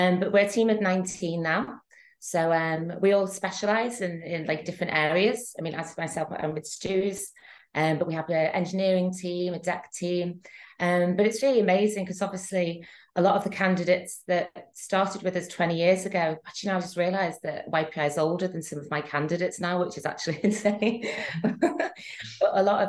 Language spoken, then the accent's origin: English; Liverpool, North West England, United Kingdom; moved away as an adult; now in Antibes, France; I'm originally from Liverpool, but now I live in Antibes, France